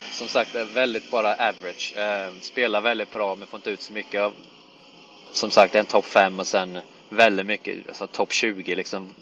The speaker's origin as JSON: {"language": "Swedish", "town": "Jönköping", "region": "Jönköping County", "country": "Sweden", "tie": "born or raised there", "also_born_or_lived": "Helsingborg", "moved": "as an adult", "lives_now": "United States", "said": "jag växte upp i Jönköping, eh, född och uppvuxen där"}